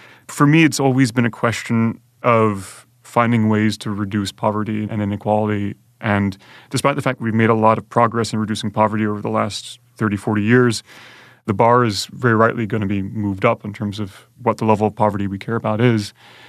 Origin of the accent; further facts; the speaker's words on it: Conway, South Carolina, United States; my parents picked me up and moved to the small town of Conway, South Carolina. So I grew up in Conway, but because my mother's side of the family is from the UK, we were going back and forth quite a lot